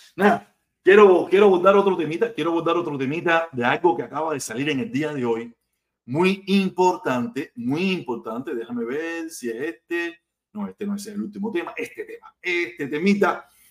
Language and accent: Spanish; Havana, Cuba; now in United States; Yo vivía en Habana, yo vivía en Soledad, en el túnel San Miguel, en el pleno Cayo Hueso